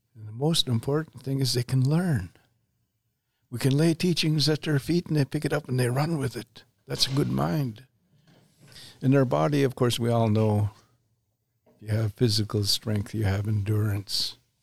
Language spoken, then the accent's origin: English; Canada; have the same nation, same nationality. We're Canadian.